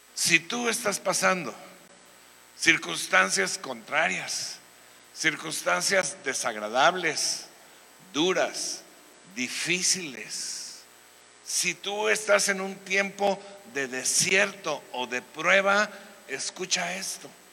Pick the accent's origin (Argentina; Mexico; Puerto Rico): Mexico; Veracruz; now in Querétaro, Mexico; en mi tierra, o sea, en el Edén, o sea, Veracruz, pues cuando yo era niño solamente se jugaba béisbol